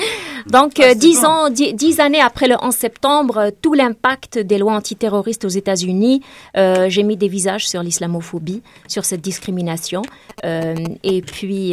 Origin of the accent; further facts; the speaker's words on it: Tazmalt, Béjaïa Province, Algeria; moved away as an adult; also born or lived in Takerboust; now in Canada; Ça fait 18 ans que j'ai quitté Tazmat, une petite ville du nord-est de l'Algérie où j'ai grandi.